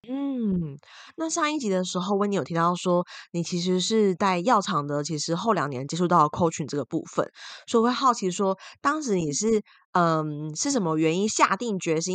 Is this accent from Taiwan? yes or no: yes; Taiwan; 像威尼我们都是台湾人嘛